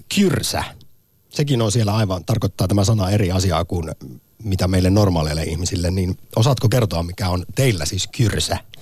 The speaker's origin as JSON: {"language": "Finnish", "region": "Central Finland", "country": "Finland", "said": "olen Keski-Suomesta"}